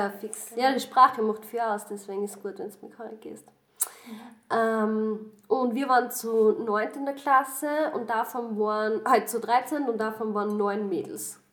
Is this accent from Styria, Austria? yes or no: no; Southern Burgenland, Austria; moved away as an adult; now in Vienna, Austria; ich komme eigentlich aus dem Südburgenland. Ich habe jetzt die letzten zehn Jahre zwar in Wien gewohnt, aber ich bin eigentlich auch vom Land.